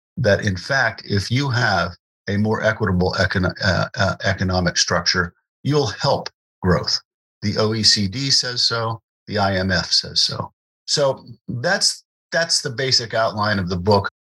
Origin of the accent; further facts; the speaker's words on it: Morgantown, West Virginia, United States; I grew up in West Virginia, David. I, I grew up in what is now a pretty po- prosperous town, Morgantown